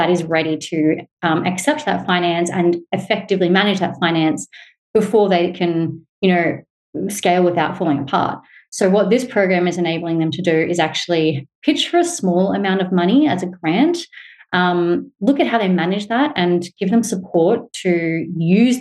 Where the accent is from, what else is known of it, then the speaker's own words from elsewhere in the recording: Australia; it's probably quite obvious by my accent, but to put it out there, I'm a white Australian woman